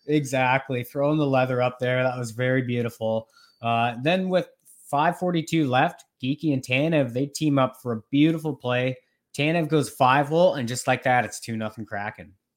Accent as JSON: {"language": "English", "town": "Norwich", "region": "Ontario", "country": "Canada", "tie": "born or raised there", "also_born_or_lived": "Rocky Mountains", "moved": "yes", "said": "I am back in my hometown, Norwich, Ontario"}